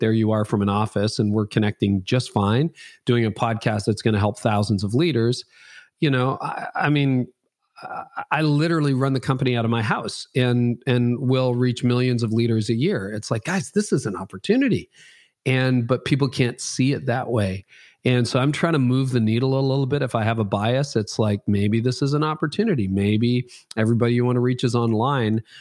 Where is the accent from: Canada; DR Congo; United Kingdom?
Canada; I'm Canadian.